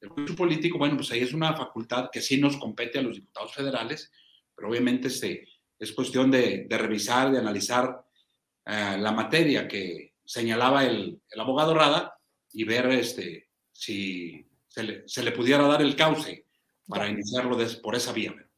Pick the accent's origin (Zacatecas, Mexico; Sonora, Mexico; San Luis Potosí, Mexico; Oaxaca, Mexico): Zacatecas, Mexico; nuestro estado